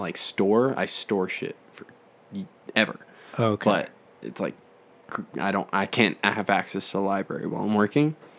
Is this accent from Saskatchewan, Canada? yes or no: no; Calgary, Alberta, Canada; we're from Calgary, Alberta, yeah. Canada